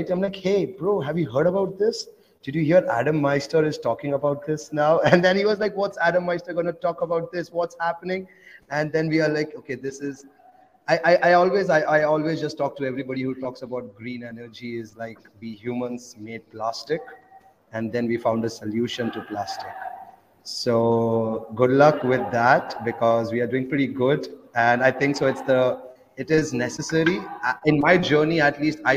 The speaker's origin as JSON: {"language": "English", "country": "India", "second_language": "English", "said": "namaste, everyone. … I'm from India and I'm traveling 40 countries in 400 days by just using Bitcoin."}